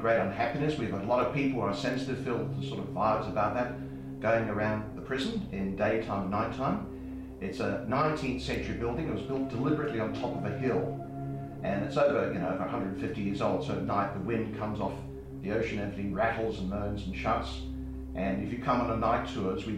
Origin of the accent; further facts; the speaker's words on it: South Australia, Australia; now in Western Australia, Australia; I'm originally from South Australia